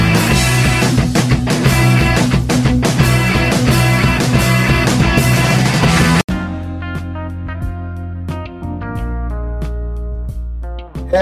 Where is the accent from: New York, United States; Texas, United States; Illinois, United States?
Texas, United States; Rio Grande Valley; I'm from the Rio Grande Valley